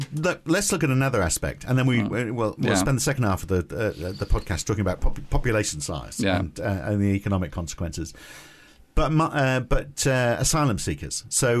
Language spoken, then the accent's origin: English; United Kingdom; I'm British, but proud to be European